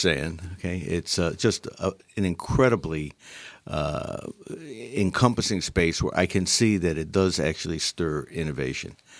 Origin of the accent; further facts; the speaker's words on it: Utica, New York, United States; also born or lived in Syracuse, New York; I grew up in Utica, New York